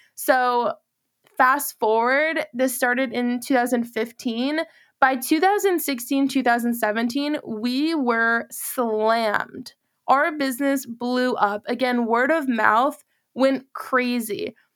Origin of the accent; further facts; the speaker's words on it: Massachusetts, United States; now in Charlotte, United States; I'm originally from Massachusetts